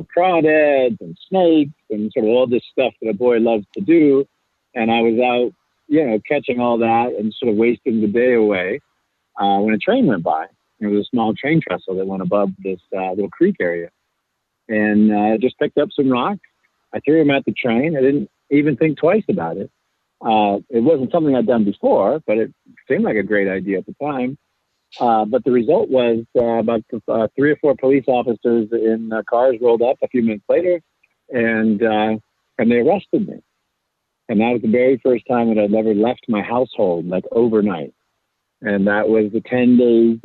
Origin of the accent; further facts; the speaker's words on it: Anderson, California, United States; I grew up in Anderson, California, which is in Northern California, kind of right above the Central Valley